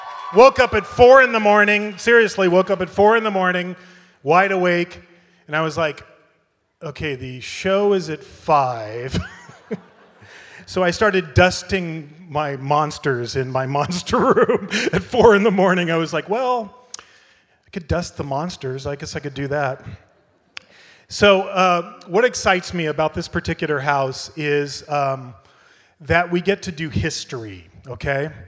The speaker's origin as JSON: {"language": "English", "country": "United States", "moved": "as an adult", "lives_now": "Ireland", "said": "I live in Europe, I've been in Ireland for 5 years, I'm an American"}